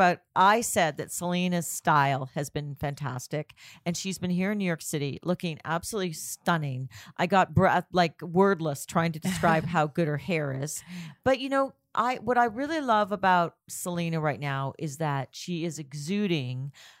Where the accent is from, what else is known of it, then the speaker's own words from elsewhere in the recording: Toronto, Ontario, Canada; Oh, that would be Toronto.